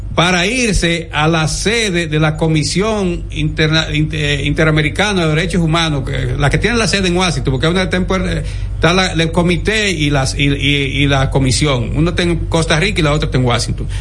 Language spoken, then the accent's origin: Spanish; Dominican Republic; como dominicanos